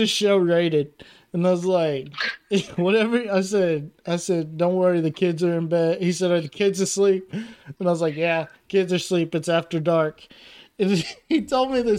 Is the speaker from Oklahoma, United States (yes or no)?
yes; Oklahoma, United States; moved away as an adult; now in Texas, United States; I'm originally from there